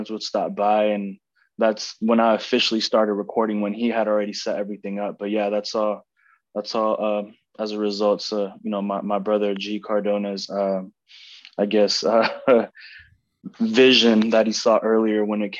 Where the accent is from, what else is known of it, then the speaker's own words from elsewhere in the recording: Oakland, California, United States; also born or lived in Tracy, California; I was born and raised in Oakland.